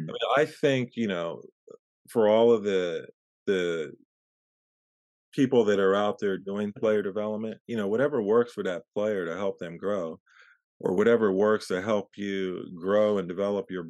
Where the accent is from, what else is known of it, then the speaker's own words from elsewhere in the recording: Pittsburgh, Pennsylvania, United States; born there; also born or lived in Philadelphia / New Jersey; now in Marina, United States; I was born in Pittsburgh and I was in uh, Philadelphia and New Jersey uh, for a few years and I came out to California in 94.